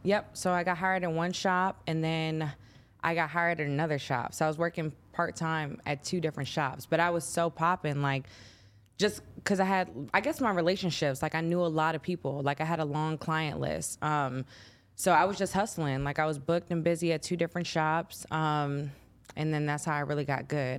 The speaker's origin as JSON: {"language": "English", "town": "Chicago", "region": "Illinois", "country": "United States", "tie": "born or raised there", "said": "I'm from Chicago. Um, my upbringing was pretty cool"}